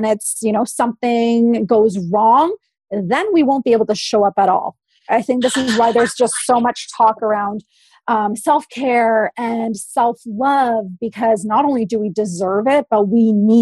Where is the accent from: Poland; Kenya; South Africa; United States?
Poland; also born or lived in Oakville, Ontario, Canada; now in British Columbia, Canada; I come from an immigrant family, I was born in Poland